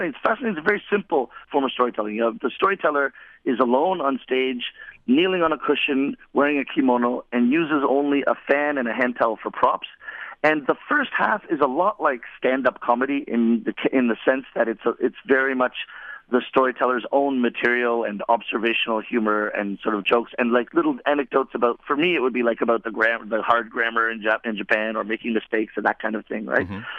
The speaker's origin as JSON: {"language": "English", "country": "Canada", "tie": "born or raised there", "said": "I'm born and raised in Canada, and when when when my, when my parents said, okay, we're going home, I really felt like, oh yeah, I've come home."}